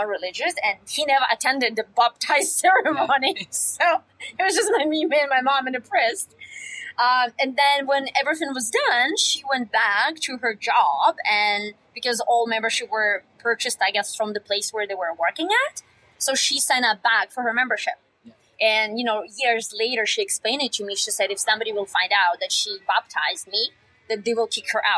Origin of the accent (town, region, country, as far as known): Russia; born or raised there; English is a second language; now in Canada